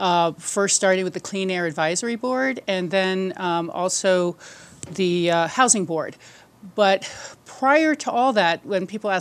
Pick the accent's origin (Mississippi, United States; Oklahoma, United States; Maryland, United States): Maryland, United States; Silver Spring; moved away as an adult; now in Aspen, United States; I think I may have had this inside me from growing up in the Washington, D.C. area. That's where I came from. I moved to Aspen in 1978, Silver Spring, Maryland.